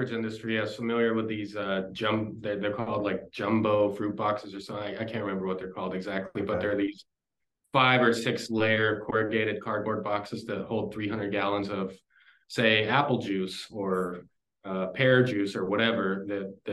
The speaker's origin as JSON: {"language": "English", "region": "Texas", "country": "United States", "tie": "born or raised there", "also_born_or_lived": "San Antonio, Texas", "moved": "as an adult", "lives_now": "Portland, United States", "said": "because I grew up in Texas"}